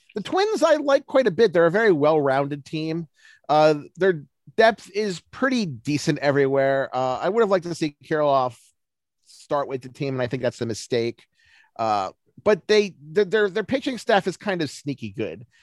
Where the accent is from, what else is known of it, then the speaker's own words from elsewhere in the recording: Baltimore, Maryland, United States; I'm from Baltimore